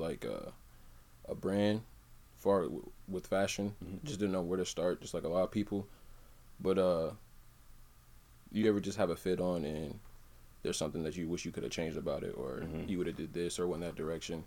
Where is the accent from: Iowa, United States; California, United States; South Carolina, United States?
Iowa, United States; Des Moines; also born or lived in Raymond, Mississippi / Cedar Falls, Iowa; I'm from Des Moines, Iowa